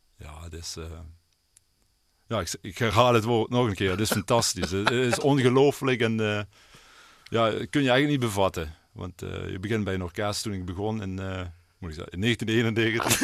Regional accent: Netherlands; waar ik ben opgegroeid, zeg maar, met Scherp Geul.

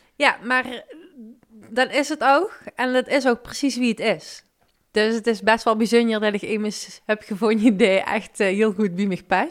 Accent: Limburg, Netherlands; accent: Limburgish; mijn Limburgse accent

